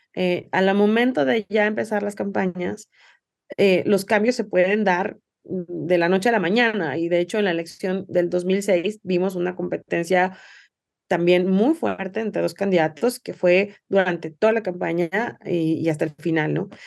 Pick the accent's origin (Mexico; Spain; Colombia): Mexico; also born or lived in Jalisco; como mexicanas y mexicanos